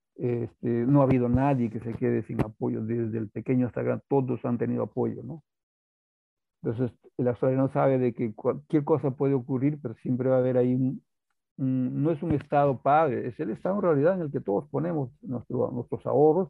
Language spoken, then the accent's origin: Spanish; Peru; somos los incas, somos los indios del Perú